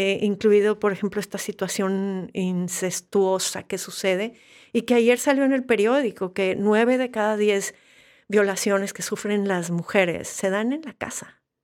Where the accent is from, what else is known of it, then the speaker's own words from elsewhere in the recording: Monterrey, Nuevo León, Mexico; soy de Monterrey y Monterrey no invitaba mucho a, las artes